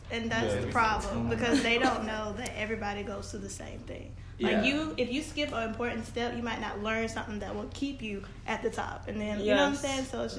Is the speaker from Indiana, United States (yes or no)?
no; Alabama, United States; yeah, I'm from Alabama.